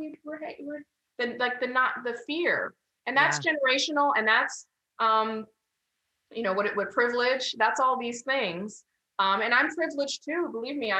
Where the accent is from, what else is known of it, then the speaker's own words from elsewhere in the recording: San Clemente, California, United States; growing up in San Clemente